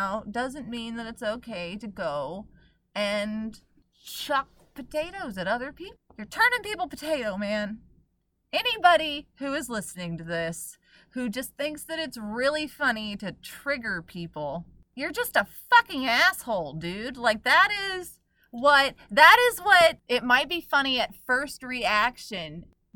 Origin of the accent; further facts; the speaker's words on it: Oklahoma, United States; I grew up in Oklahoma